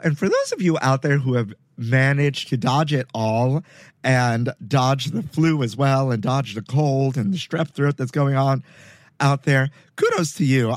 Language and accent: English; New York City, New York, United States; I grew up in Sunset Park, Brooklyn on 55th Street between 8th and 9th Avenue